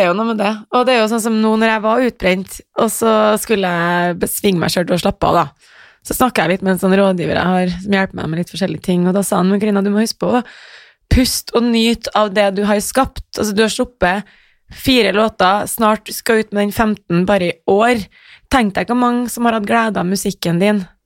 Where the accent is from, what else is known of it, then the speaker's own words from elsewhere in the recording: Trondheim, Trøndelag, Norway; moved away as an adult; Jeg vokste opp på Heimdal